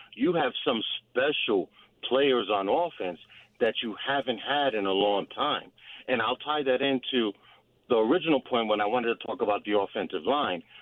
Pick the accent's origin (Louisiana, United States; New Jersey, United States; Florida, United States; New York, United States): New Jersey, United States; Born and raised in Jersey